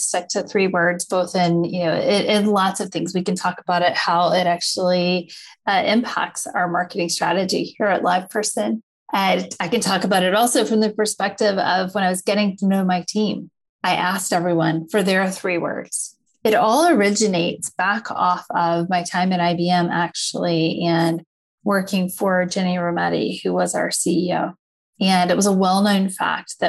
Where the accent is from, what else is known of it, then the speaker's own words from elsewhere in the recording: Lancaster, South Carolina, United States; also born or lived in Charlotte, North Carolina / Chapel Hill, North Carolina / Hong Kong / New York City; now in Austin, United States; I grew up in Lancaster, South Carolina, which is just south of Charlotte, North Carolina.